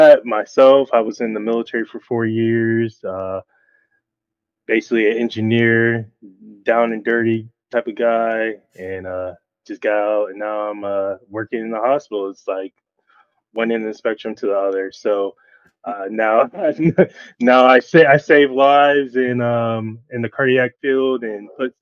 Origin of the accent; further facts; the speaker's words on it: Connecticut, United States; also born or lived in Rhode Island / Orlando, Florida; now in Brevard County, United States; I'm from Connecticut originally